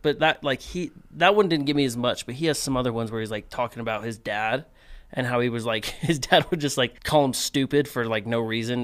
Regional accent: Cedar City, Utah, United States; moved away; growing up in Cedar

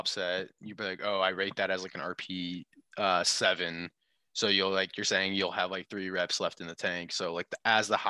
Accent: United States; also born or lived in Virginia; both of my parents were born and raised there. I was actually born in the US

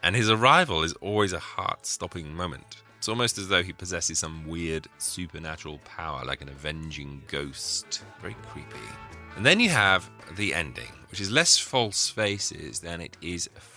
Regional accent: England, United Kingdom; being an Englishman

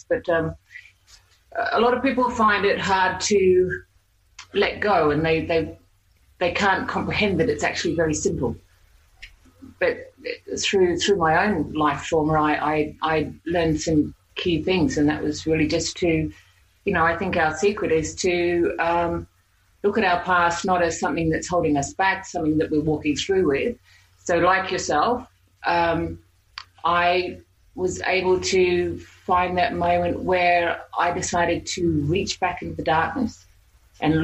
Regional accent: New Zealand; accent: Aussie Kiwi English accent; moved away as an adult; now in Australia; I'm actually from New Zealand. I was born there, and I came to Australia when I was 21.

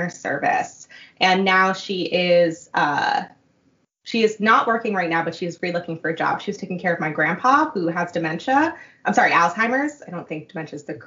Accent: New York City, New York, United States; moved away as an adult; now in Boston, United States; I grew up in Queens, in sort of around, like, the Flushing area.

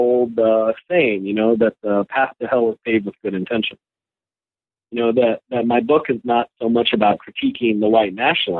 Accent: North Carolina, United States; North Carolina has, you know, my home state, I'm a Tar Heel at heart.

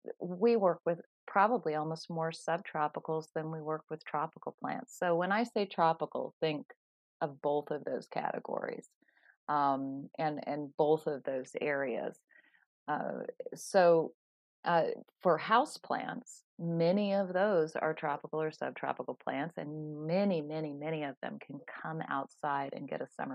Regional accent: California, United States; moved away as an adult; I'm from California. And I'm still feeling the chill from moving over here 20 years ago

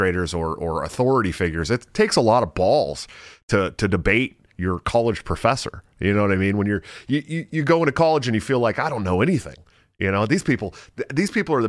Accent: right outside of Oakland, Bay Area, California, United States; I grew up right outside of Oakland

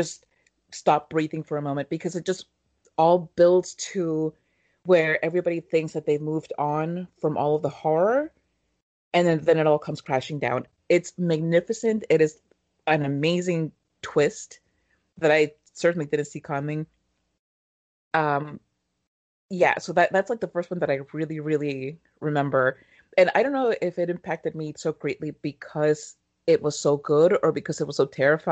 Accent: Mexico; being born and raised in Mexico

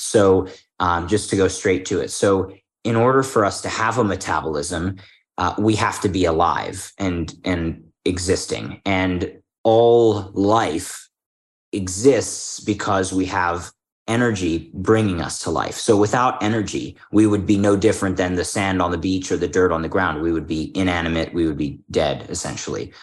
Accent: Philadelphia, Pennsylvania, United States; moved away; I'm from Philadelphia originally

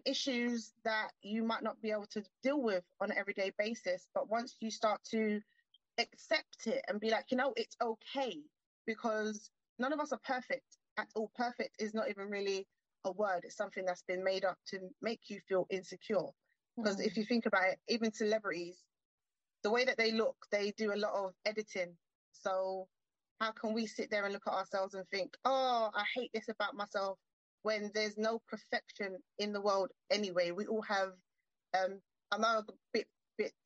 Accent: London, United Kingdom; I'm from London. So I'm from central, from the heart of London

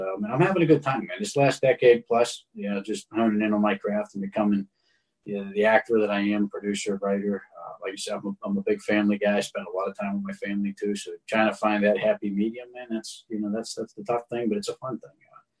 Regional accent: Pittsburgh, Pennsylvania, United States; I'm an actor. I'm from the Pittsburgh area.

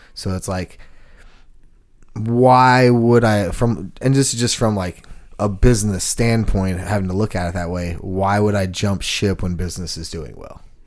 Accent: Texas, United States; now in Nashville, United States; I'm from Texas, so I had boots

